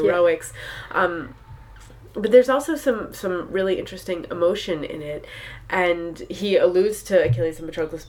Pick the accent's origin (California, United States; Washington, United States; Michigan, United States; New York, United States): New York, United States; New York City; I grew up in New York City